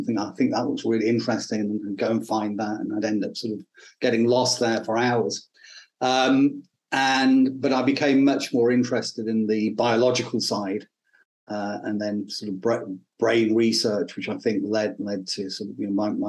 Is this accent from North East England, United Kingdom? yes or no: no; Northampton, East Midlands, United Kingdom; also born or lived in Rotherham; now in Australia; I was born actually in the UK. I'm a POM, as you can probably tell. I was born in a place called Rotherham, a little ex-mining village in Yorkshire, in the north of England. We moved down to the Midlands to a place called Northampt